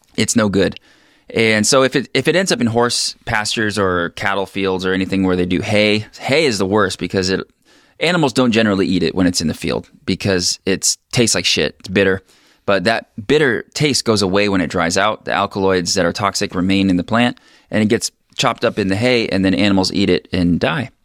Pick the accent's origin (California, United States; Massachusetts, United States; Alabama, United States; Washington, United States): Washington, United States; Long Beach Peninsula near Chinook; I am born and bred here.